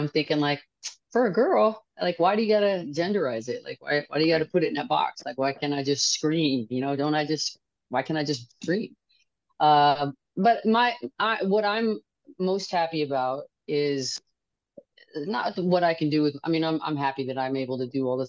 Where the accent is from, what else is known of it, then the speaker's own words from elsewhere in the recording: Los Angeles, California, United States; I'm from Los Angeles